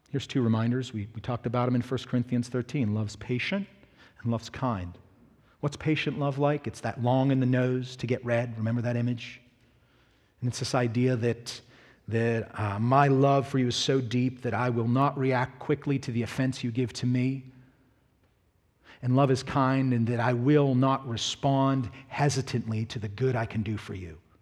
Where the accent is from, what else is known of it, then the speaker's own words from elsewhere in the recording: Pittsburgh, Pennsylvania, United States; moved away; also born or lived in the South (US); I'm from Pittsburgh.